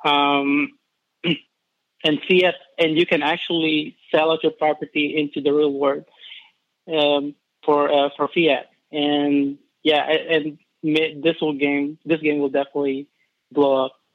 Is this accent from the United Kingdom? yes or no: no; Philippines; now in Kentucky, United States; I'm not originally from Kentucky. I'm actually an immigrant from the Philippines.